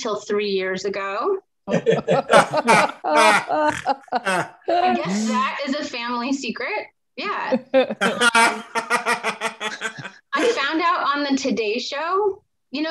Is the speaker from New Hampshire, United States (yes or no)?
yes; New Hampshire, United States; growing up in New Hampshire